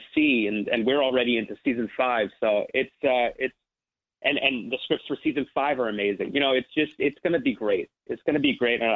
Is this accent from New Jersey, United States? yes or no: yes; Ridgewood, New Jersey, United States; I'm from New Jersey. So I grew up I'm from Ridgewood, New Jersey